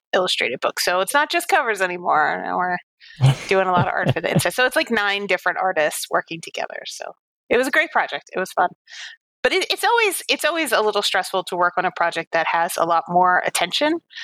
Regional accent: New York City, New York, United States; I grew up on Staten Island in New York

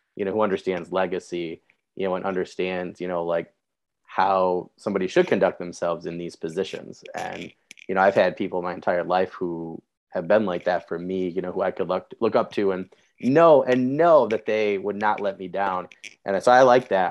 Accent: Michigan, United States; I'm a Midwesterner, I'm from Michigan

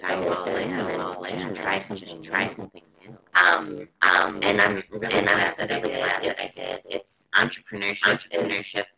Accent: Maryland, United States; now in North Carolina, United States; I grew up in Maryland and moved.

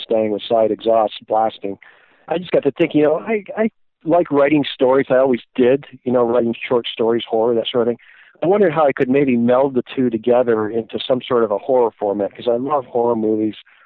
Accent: Toronto, Ontario, Canada; moved away as an adult; also born or lived in Southern Illinois; I grew up in Toronto, Canada during my formative years

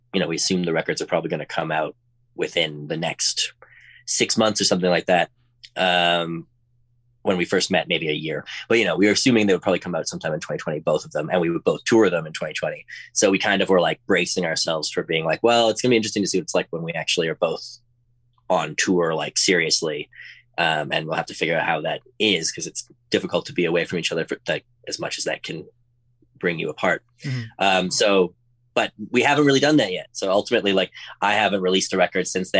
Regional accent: Edmonton, Alberta, Canada; moved away as an adult; now in Los Angeles, United States; my hometown of Edmonton, Alberta

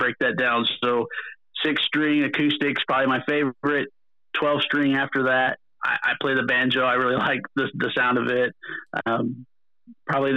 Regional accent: Missouri, United States; So I grew up in Missouri, a little bitty town, probably about 500 or 600 people

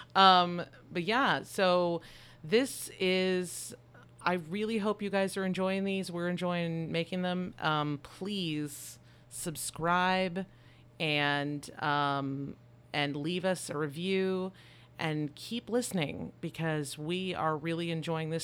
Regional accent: Texas, United States; We're from Texas

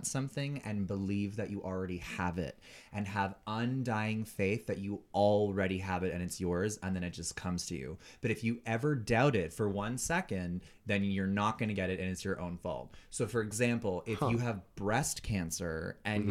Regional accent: Ottawa, Ontario, Canada; moved away as an adult; now in Toronto, Canada; I grew up in Orleans

